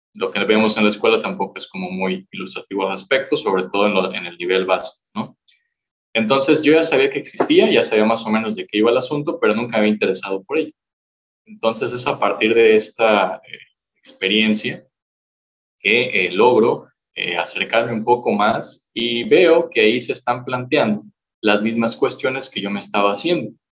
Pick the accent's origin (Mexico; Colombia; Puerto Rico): Mexico; Morelia, Michoacán; Soy originario aquí de Michoacán, de Morelia